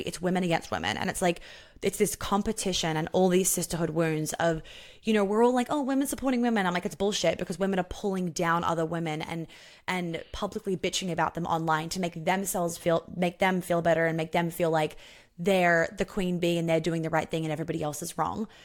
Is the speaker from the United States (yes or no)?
no; Sydney, New South Wales, Australia; we grew up together in Sydney